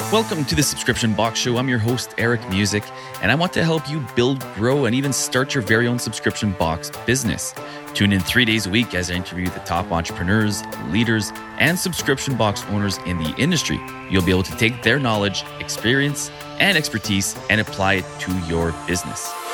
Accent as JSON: {"language": "English", "country": "Canada", "said": "Being French Canadian"}